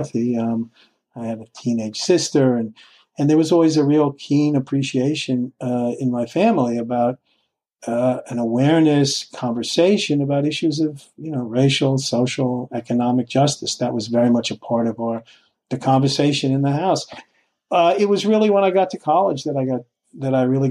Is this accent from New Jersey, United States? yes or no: no; Oyster Bay, New York, United States; accent: Nassau County; I grew up on Long Island